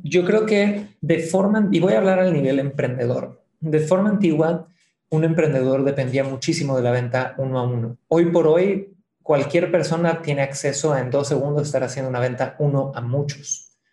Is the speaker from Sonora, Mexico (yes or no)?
no; Cancún, Quintana Roo, Mexico; moved away as an adult; now in Santiago, Chile; soy nacido en Cancún, mi padre es santiaguino de Chile, mi madre es de Ciudad de México